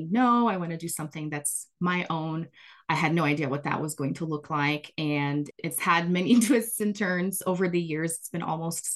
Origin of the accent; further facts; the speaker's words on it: Brazil; English is a second language; moved away; I am originally from Brazil, grew up there, born and raised.